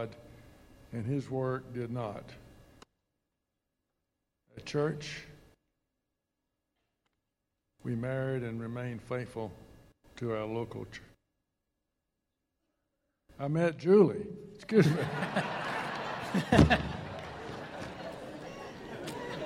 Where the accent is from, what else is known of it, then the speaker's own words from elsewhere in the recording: Tallahassee, Florida, United States; I grew up in Tallahassee